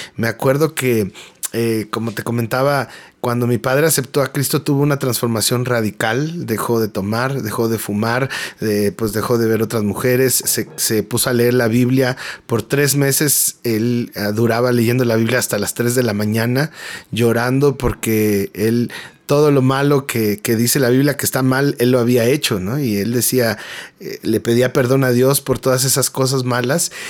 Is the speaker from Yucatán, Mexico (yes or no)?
no; Mexico City, Mexico; soy mexicano, nacido en la Ciudad de México